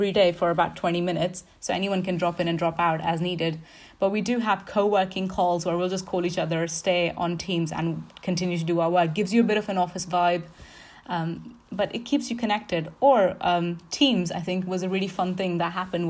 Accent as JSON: {"language": "English", "country": "India", "moved": "as an adult", "lives_now": "Exeter, United Kingdom", "said": "So I came from India. I came as an international student."}